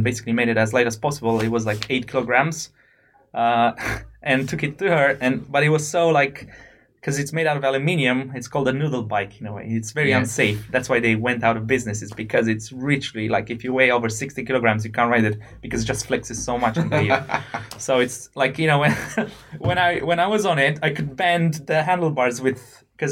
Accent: Romania; moved away as an adult; also born or lived in United Kingdom; I come from Romania

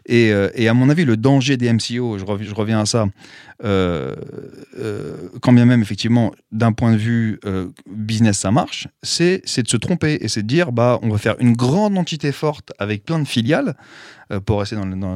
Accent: Paris, Île-de-France, France; je suis de Paris.

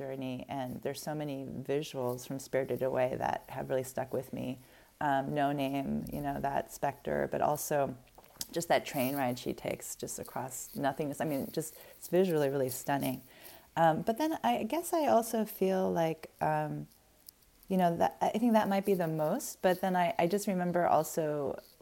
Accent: Arizona, United States; born or raised there

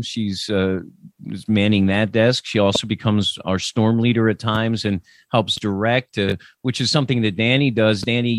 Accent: Millersville, Pennsylvania, United States; I grew up in Millersville, Pennsylvania

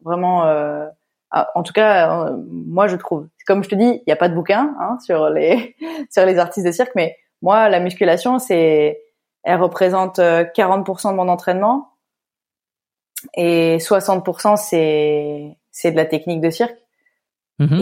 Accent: Lille, Hauts-de-France, France; je viens de Lille

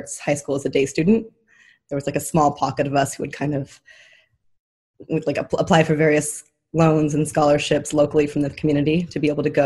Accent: Idyllwild, California, United States; I was born and raised in a little town called Idyllwild, California

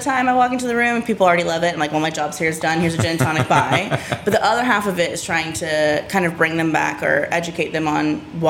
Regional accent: United States; moved away as an adult; now in Scotland, United Kingdom; it's an American. And then I have to be like, okay, stick with me here. It's not going to be rubbish. I promise. I've lived here 7 years.

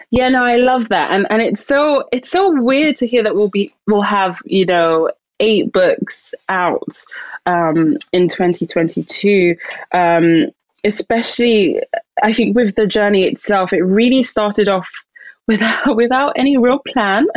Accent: London, United Kingdom; I'm Nigerian, um, born and raised in London

